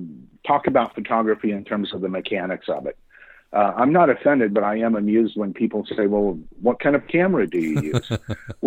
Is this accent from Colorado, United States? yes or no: yes; Colorado, United States; also born or lived in Tennessee / Oregon; now in Kansas City, United States; I grew up in Colorado